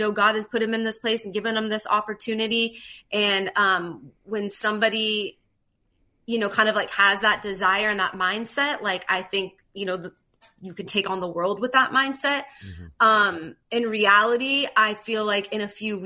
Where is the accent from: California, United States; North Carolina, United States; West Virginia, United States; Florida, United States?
California, United States; Southern; I grew up in Southern California